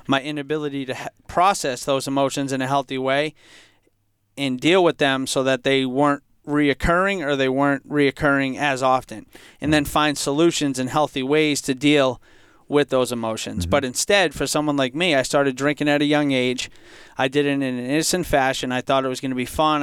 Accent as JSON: {"language": "English", "town": "Franklin", "country": "United States", "tie": "born or raised there", "said": "growing up in Franklin, I for most of my life, I, I felt like I came from a, a, happy, healthy home."}